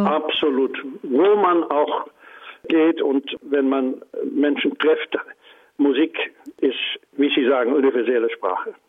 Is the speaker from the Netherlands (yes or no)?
yes; Netherlands; German is a second language; ich bin auch Niederländer, Holländer